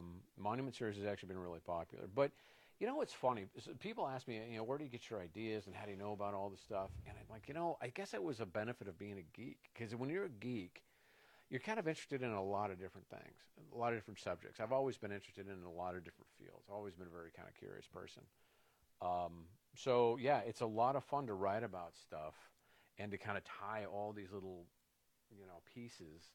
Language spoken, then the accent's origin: English; California, United States; I grew up in California